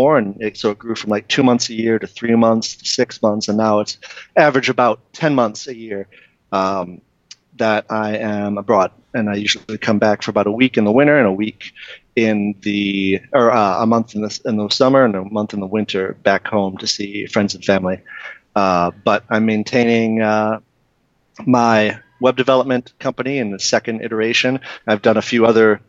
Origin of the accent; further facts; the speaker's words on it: Detroit, Michigan, United States; I was born and raised in Detroit, and I grew up just in a suburb, maybe 20 minutes outside the city